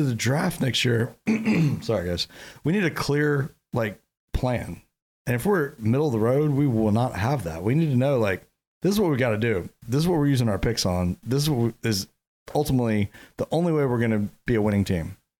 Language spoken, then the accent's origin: English; Jacksonville, Florida, United States; we're from Jacksonville